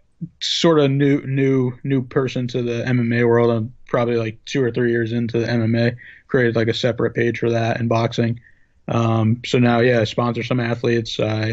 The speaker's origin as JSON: {"language": "English", "town": "West Haven", "region": "Connecticut", "country": "United States", "said": "I'm from West Haven, Connecticut."}